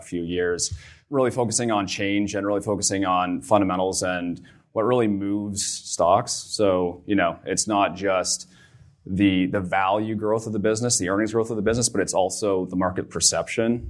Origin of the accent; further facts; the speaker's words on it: Barrie, Ontario, Canada; also born or lived in Vancouver, British Columbia; I'm from Barrie, Ontario, so an hour north of here.